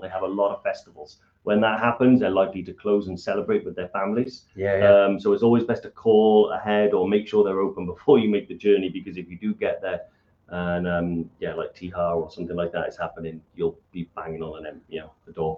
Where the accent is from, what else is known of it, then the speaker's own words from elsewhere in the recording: Welsh, Wales, United Kingdom; being Welsh